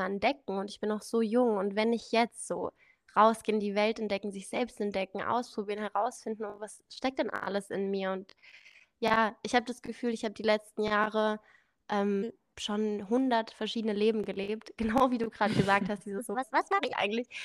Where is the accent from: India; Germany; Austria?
India; born there; Ich bin in Indien geboren, da kommt auch dieser exotische Name.